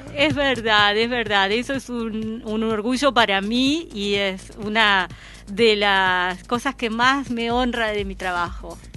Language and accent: Spanish; Uruguay; te fallo como uruguaya